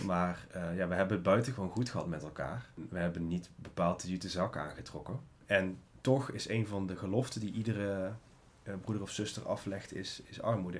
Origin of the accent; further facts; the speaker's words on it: North Brabant, Netherlands; als Brabander, als ondernemer